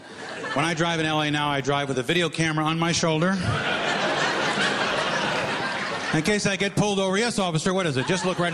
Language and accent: English; New York, United States; moved away as an adult; now in Los Angeles, United States; I'm from New York. Anybody here from New York? I need a ride back. Going back. I live here now. I moved from New York to L.A.